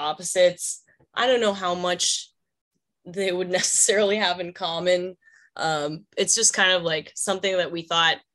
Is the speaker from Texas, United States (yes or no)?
yes; Dallas, Texas, United States; I grew up in Dallas.